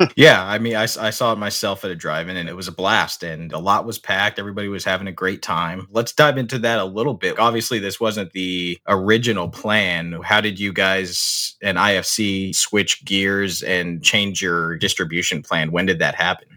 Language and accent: English; Pomona, California, United States; also born or lived in Michigan; I grew up in Pomona, which right next to Montclair